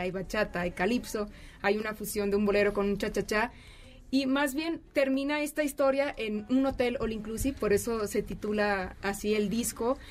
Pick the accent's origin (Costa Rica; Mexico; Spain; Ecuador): Mexico; Hermosillo, Sonora; now in Mexico City, Mexico; Soy de Hermosillo, Sonora